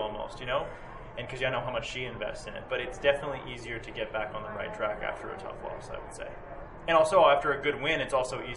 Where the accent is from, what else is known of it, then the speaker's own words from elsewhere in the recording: Indianapolis, Indiana, United States; where I grew up in Indianapolis